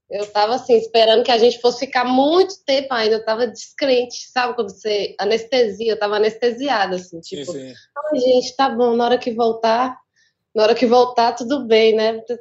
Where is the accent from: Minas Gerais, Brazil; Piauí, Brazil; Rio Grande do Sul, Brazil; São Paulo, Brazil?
Minas Gerais, Brazil; Minas é grande demais, eu sou do norte de Minas.